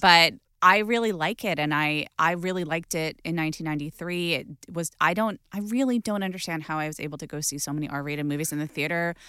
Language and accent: English; Los Angeles, California, United States; growing up in Los Angeles